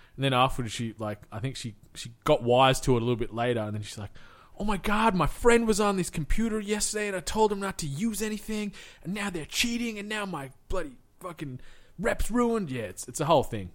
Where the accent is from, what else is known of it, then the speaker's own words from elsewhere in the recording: Cooma, New South Wales, Australia; in my hometown of Kuma, we had the C W F